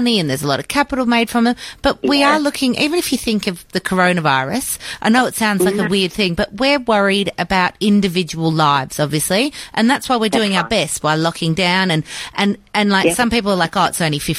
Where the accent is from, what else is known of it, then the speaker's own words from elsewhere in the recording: Perth, Western Australia, Australia; moved away; I come from Perth